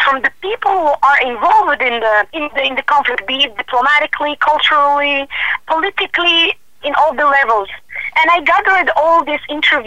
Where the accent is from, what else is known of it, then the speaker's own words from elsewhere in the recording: Morocco; also born or lived in United States; between my home country and the United States, and also live in Morocco